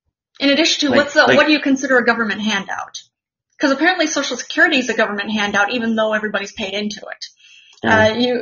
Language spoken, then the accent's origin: English; Monterey, California, United States; I'm from Monterey.